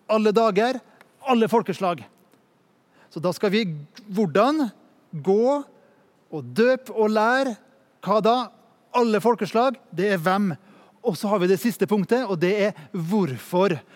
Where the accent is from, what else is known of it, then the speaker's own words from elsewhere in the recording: Norway; og jeg kommer fra Norge og jobber i Ungdom i oppdrag.